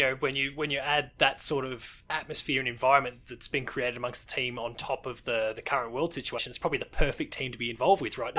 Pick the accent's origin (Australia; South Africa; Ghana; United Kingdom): Australia; as an Australian where boomerangs are a big thing